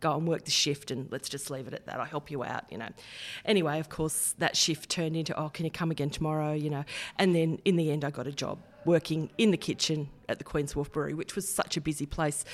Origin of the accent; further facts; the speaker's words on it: Heddon Greta, New South Wales, Australia; also born or lived in Kurri Kurri; Grew up in Head and Greeter.